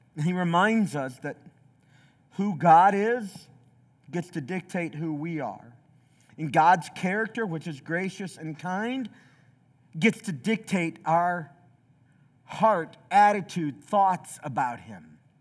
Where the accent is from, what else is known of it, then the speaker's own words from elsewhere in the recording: Southeast Tennessee, United States; also born or lived in Chicago, Illinois; I was born in Chicago, but from the time I was eleven on, I lived in a small Southeast Tennessee city